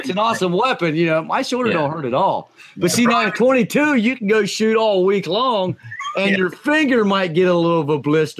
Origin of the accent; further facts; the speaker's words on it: Ohio, United States; Well, I'm from Ohio. We don't have beaches.